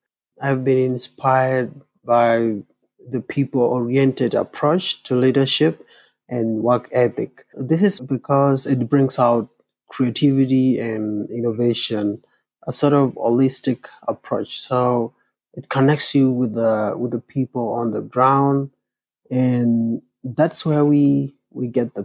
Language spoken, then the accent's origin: English; Kenya; I am from the Ndorois Indigenous Peoples in Kenya, East Africa.